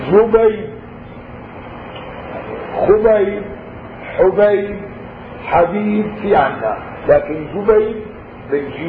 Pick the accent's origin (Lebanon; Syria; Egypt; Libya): Syria; نحن عندنا بالشام مشهور بالنكت يجيبوها عن جحا